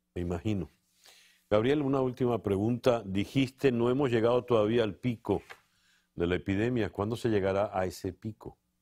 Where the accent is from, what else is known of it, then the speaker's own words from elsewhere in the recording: Venezuela; nosotros, los venezolanos